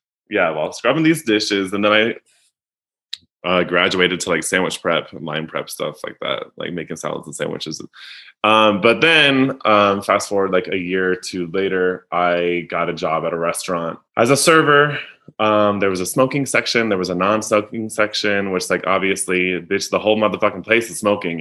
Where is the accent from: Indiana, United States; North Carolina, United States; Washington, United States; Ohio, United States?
North Carolina, United States; moved away; also born or lived in New York City; I was a kid of the 90s in the South in like an emerging, historically suburban Southern city